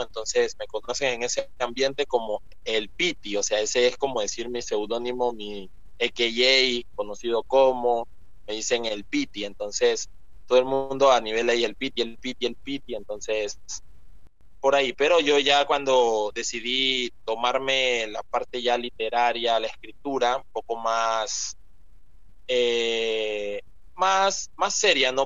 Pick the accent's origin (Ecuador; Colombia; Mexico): Ecuador; also born or lived in Esmeraldas Province, Ecuador; yo nací en Ecuador, aquí en Ecuador